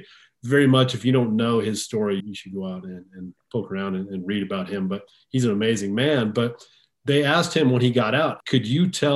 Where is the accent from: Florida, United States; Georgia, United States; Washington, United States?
Washington, United States; near Seattle; I grew up near the Seattle area